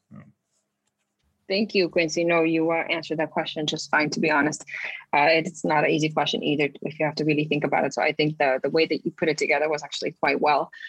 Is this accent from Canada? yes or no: no; Aruba; now in Netherlands; I come from Aruba and I dance ballet